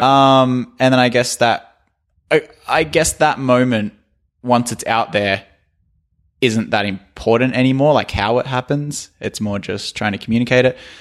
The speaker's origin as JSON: {"language": "English", "country": "Australia"}